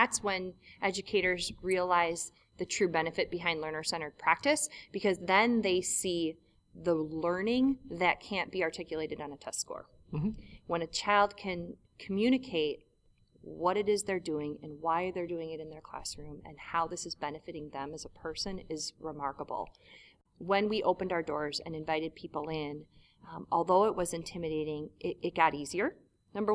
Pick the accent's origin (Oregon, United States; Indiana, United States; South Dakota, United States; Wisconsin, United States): Wisconsin, United States; Milwaukee; Oh, I'm from Milwaukee. You know, I'm from Milwaukee.